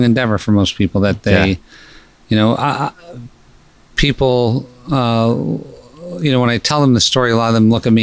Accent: Pennsylvania, United States; moved away as an adult; also born or lived in Scranton, Pennsylvania / Malibu, California; I was born in Pennsylvania in a pretty non-normal environment that was kind of violent. Mm-hmm. And I had early childhood challenges with school

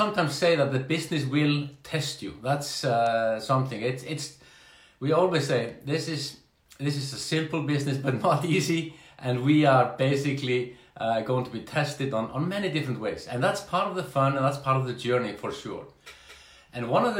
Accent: Iceland; I'm from Iceland

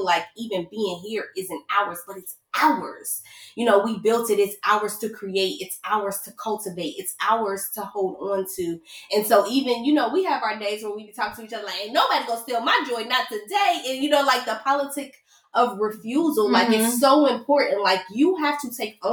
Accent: Midwest, United States; I'm from the Midwest. I got the pop

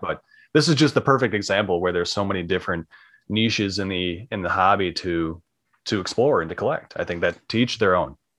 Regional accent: Minnesota, United States; I'm from Minnesota

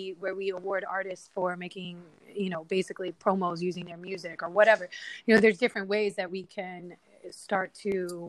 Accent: Miami, Florida, United States; I'm smoking a blunt, looking at the water, and I'm from Biscayne

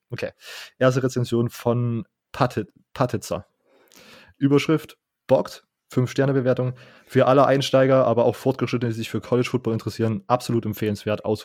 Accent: Saxony, Germany; accent: Saxon; hat mich eine, eine Kommilitonen gefragt, kommst du eigentlich aus Sachsen? Und ich so, ja. Und sie so, ah, hört man.

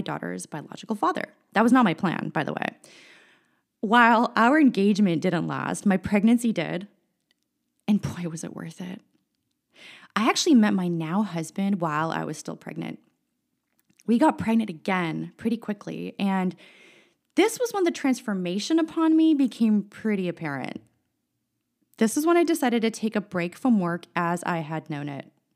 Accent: San Francisco, California, United States; also born or lived in Chicago; I was born and raised in San Francisco, California

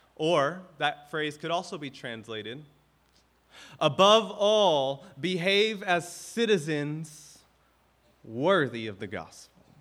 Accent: the South, United States; now in Hawaii, United States; I grew up in the South

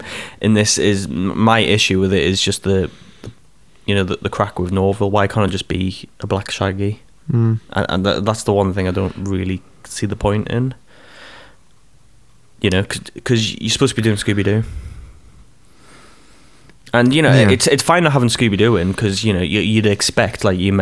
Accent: United Kingdom; we're British

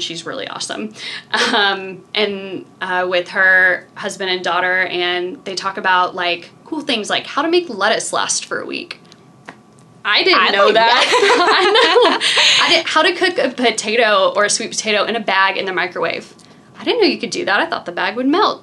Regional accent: Memphis, Tennessee, United States; also born or lived in Irvine, California / Chicago; now in Iowa City, United States; I grew up in Memphis, and I kind of thought Memphis was a small town.

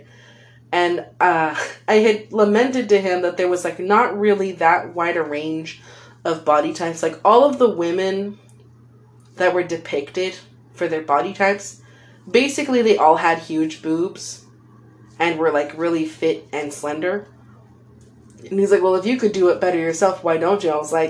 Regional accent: California, United States; That's just my accent, man. I'm a California girl.

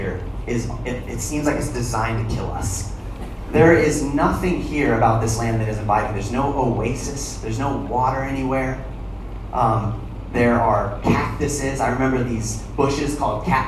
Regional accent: Arizona, United States; moved away; I'm from Arizona. I hail from the wilderness

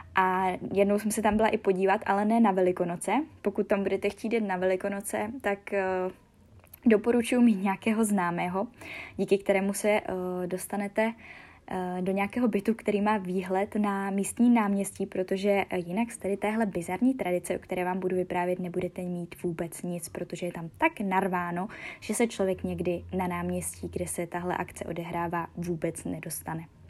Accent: Czechia

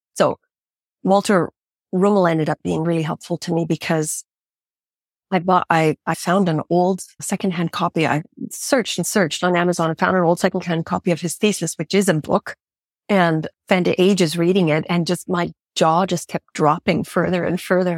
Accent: Canada; moved away; I grew up in Canada

